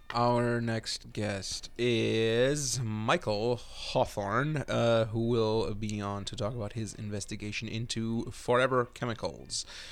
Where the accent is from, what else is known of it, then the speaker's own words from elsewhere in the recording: Germany; my home country, Germany